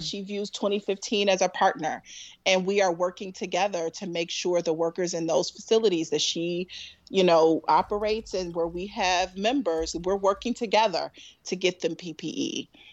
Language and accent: English; Chicago, Illinois, United States; moved away; I am a very, very proud Southside girl, um, from Chicago.